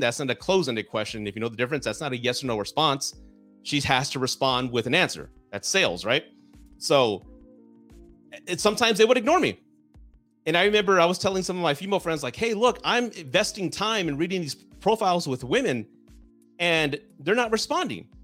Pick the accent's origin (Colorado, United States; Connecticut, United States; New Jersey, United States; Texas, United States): Texas, United States; Southern; I'm from the South, I'm so- Southern Texan, right? I was raised to be a gentleman